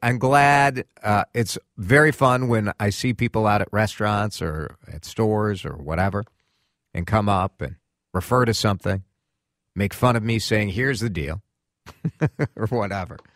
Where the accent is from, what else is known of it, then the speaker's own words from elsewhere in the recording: Chicago, Illinois, United States; when I was a kid, growing up in Chicago, I grew up listening to talk radio